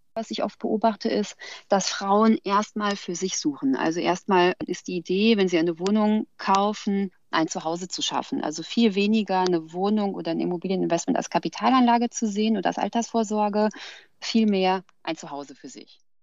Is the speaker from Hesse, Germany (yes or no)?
yes; Frankfurt, Hesse, Germany; Ich komme ja aus Frankfurt